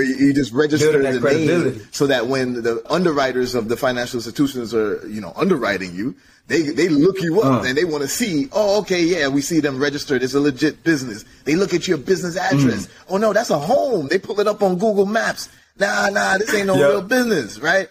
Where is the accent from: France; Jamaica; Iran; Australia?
Jamaica; I'm Jamaican, Caribbean background